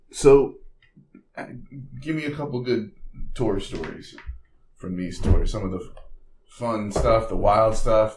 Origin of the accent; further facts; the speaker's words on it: New Jersey, United States; this Jersey boy